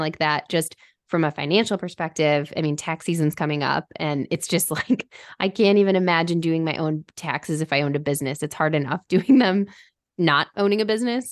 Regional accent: Michigan, United States; I stayed at home and went to school at, at Oakland University, which is local to where I grew up in Michigan

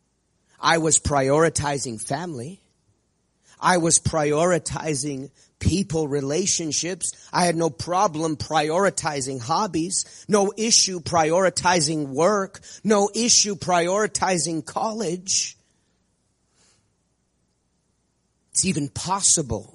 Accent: Prescott, Arizona, United States; I grew up in the Prescott Church, the birthplace of this incredible move of God that we're part of.

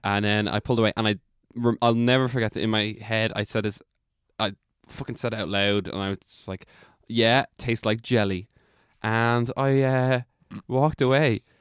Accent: Drogheda, Leinster, Ireland; accent: Drogheda; that's my Drogheda accent

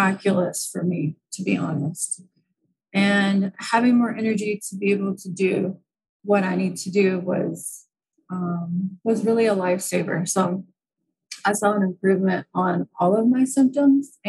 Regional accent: United States; moved away; I'm from the United States

